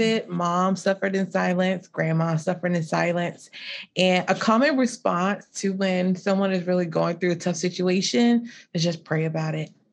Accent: Lowcountry of South Carolina, United States; also born or lived in Columbia, South Carolina; I'm from the low country of South Carolina, so near, like, Hilton Head and Beaufort

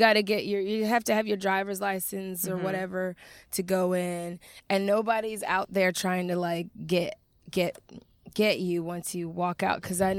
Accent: Atlanta, Georgia, United States; ATL? I'm from Atlanta.

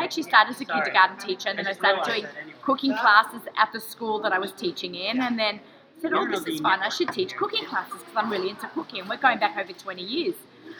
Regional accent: Australia; now in United States; I'm Australian, I live in America.

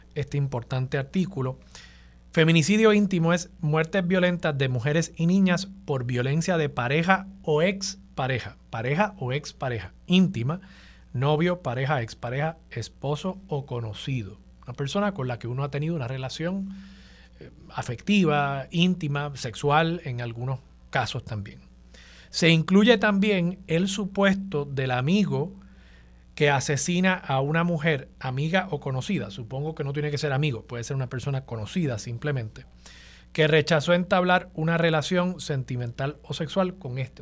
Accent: Levittown, Toa Baja, Puerto Rico; de Levitown

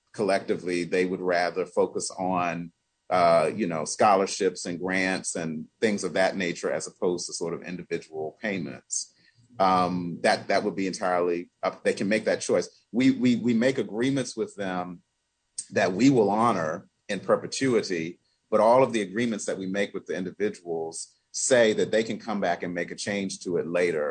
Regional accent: United States; I was born in the United States of America. Generation and generation and generation before me and my family on both sides of my family were born here

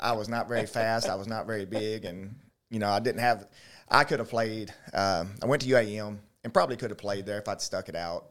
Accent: Little Rock, Arkansas, United States; born or raised there; also born or lived in Gillett, Arkansas / DeWitt, Arkansas

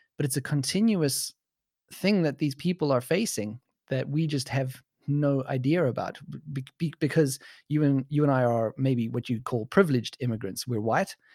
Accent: South Africa; now in Germany; my background as a white South African

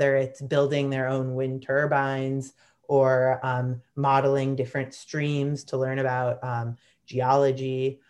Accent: Chicago, Illinois, United States; Lake Michigan was such a big part of my childhood growing up in Chicago

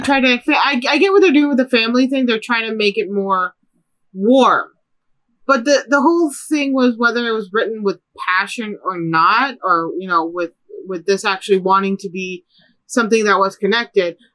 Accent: Chicago, Illinois, United States; growing up in Chicago

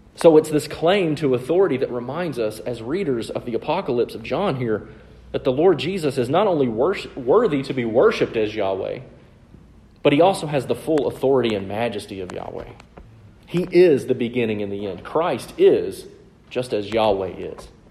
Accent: the South, United States; I'm from the South

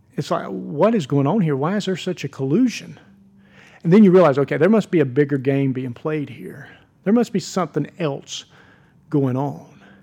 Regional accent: United States; I'm a Christian. I'm a pastor. and I'm an American

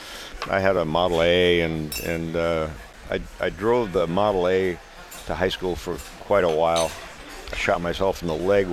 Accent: Minnesota, United States; We're from Minnesota.

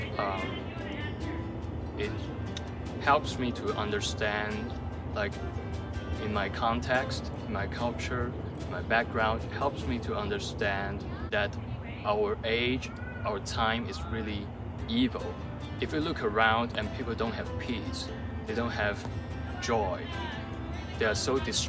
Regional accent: China; now in United States; I'm from China

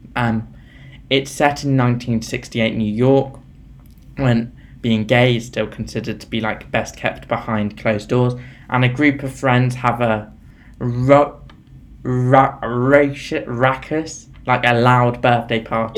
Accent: United Kingdom; We're both British

